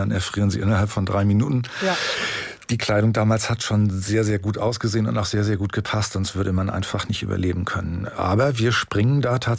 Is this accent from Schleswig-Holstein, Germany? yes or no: yes; Rendsburg, Schleswig-Holstein, Germany; now in Baden-Württemberg, Germany; ich habe, wie gesagt, oben nach dem Abitur äh, Tischler gelernt in meiner Heimat in Rendsburg